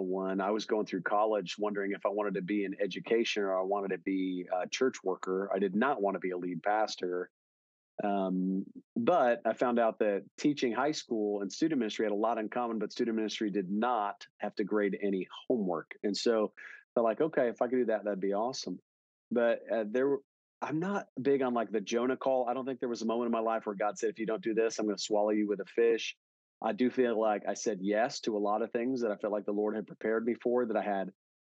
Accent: Milwaukee, Wisconsin, United States; now in Dallas, United States; I grew up in Wisconsin pretty much. I grew up around Milwaukee

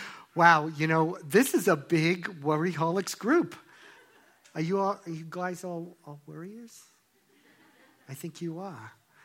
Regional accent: Long Island, New York, United States; Well, you know, I grew up in Long Island, New York, and if you've never been there, it's Jews for miles.

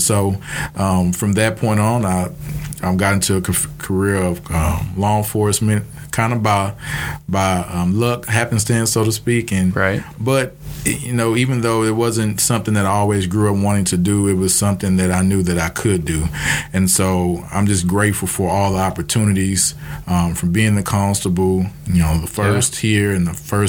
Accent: Port Arthur, Texas, United States; I am born and raised in Port Arthur, Texas. I'm the oldest of six siblings, and went to Port Arthur schools and graduated in 2003, and came on to Lamar University in 2008.

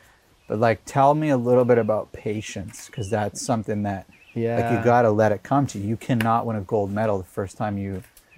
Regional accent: Saskatchewan, Canada; I'm from Saskatchewan.

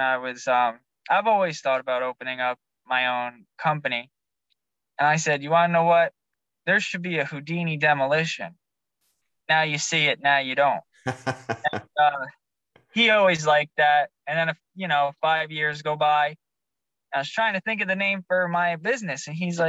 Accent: Nutley, New Jersey, United States; also born or lived in Long Valley, New Jersey / Santa Cruz, California; now in Naples, United States; I was born in New Jersey

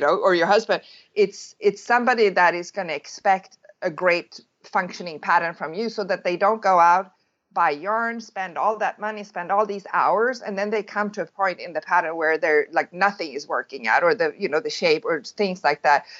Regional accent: Sweden; moved away as an adult; now in California, United States; I'm born and raised in Sweden

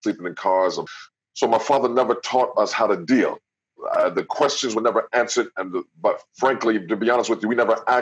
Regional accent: Jersey City, New Jersey, United States; from Jersey City, New Jersey

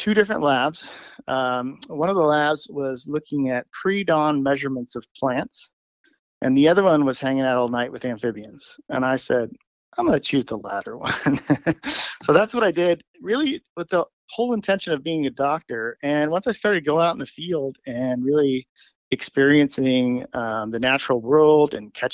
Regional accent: Los Angeles, California, United States; now in South Dakota, United States; I grew up in Los Angeles in the city

